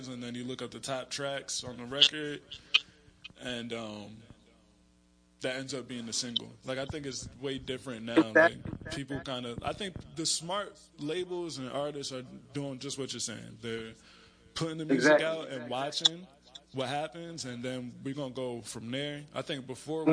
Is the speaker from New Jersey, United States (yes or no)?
yes; Trenton, New Jersey, United States; I'm from Trenton